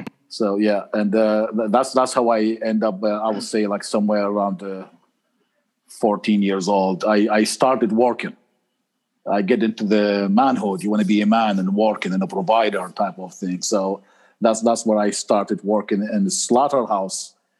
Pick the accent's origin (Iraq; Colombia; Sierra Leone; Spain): Iraq; Najaf, Najaf Governorate; English is a second language; moved away as an adult; also born or lived in Kirkuk, Iraq / Babylon, Iraq; the center of Shi'is, the leader of all Shi'is in the world, is in Najaf area. And that's where I grew up. However, my father, he wasn't really a religious. So I grew up in a home environment when nobody really pushed the religion idea.